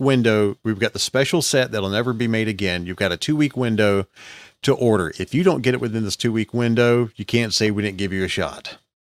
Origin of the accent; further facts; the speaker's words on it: Geneva, Alabama, United States; we've got two massive rivers in Alabama that form in my, uh, in my hometown